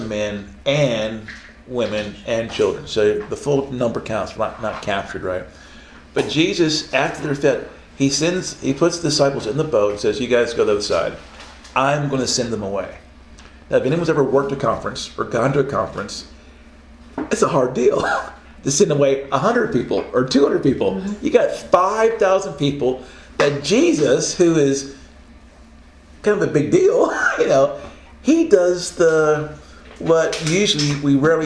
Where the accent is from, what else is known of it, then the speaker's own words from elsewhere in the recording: Oklahoma, United States; I'm from Oklahoma